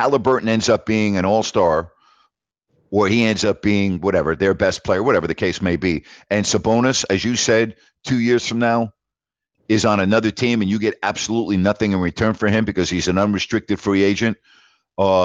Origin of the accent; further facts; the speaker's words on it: New York, United States; moved away as an adult; now in Sacramento, United States; I've lived in Sacramento, okay, for 33 years. I lived in New York for 18 years. Yeah, I'm from New York, but I'm a Sacramentan